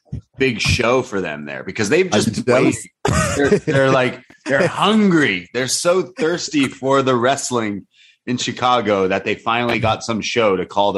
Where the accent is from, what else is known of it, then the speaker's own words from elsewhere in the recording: Canada; also born or lived in Toronto; a Canadian